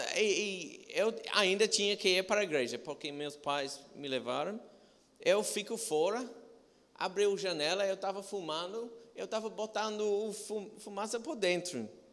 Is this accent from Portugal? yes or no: no; England, United Kingdom; Portuguese is a second language; now in Brazil; sou de Inglaterra